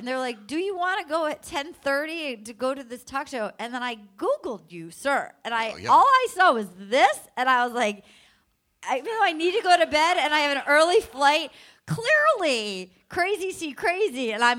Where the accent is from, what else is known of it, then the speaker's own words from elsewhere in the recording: Little Compton, Rhode Island, United States; Little Compton, Rhode Island, yeah. I'm from Little Compton.